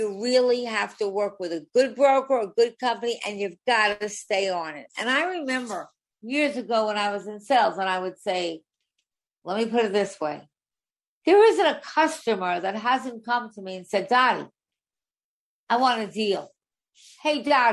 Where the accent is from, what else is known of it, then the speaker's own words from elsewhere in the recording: Long Island, New York, United States; I was born on Long Island